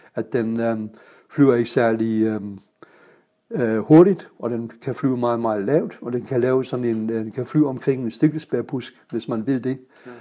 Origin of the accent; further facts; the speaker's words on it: Kiel, Schleswig-Holstein, Germany; Danish is a second language; moved away as an adult; also born or lived in Guyana; now in Denmark; jeg er født i Kiel